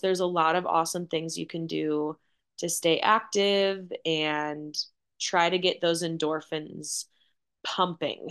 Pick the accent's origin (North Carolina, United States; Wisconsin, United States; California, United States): Wisconsin, United States; born and raised in Wisconsin